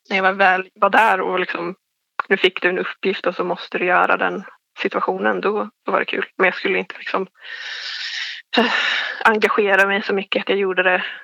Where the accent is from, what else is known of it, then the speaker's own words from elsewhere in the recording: Forshaga, Värmland, Sweden; Men jag blev fast i min hemstad och blev arbetslös och hamnade in på det här programmet över arbetslösa ungdomar för Forshaga var tydligen en av de högsta arbetslösheten i landet.